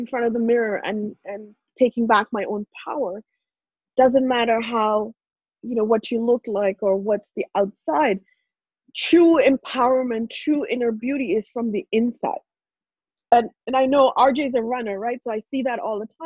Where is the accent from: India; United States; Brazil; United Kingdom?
India; English is a second language; moved away as an adult; now in Canada; I grew up in India, born and raised in India. So English was not my first language.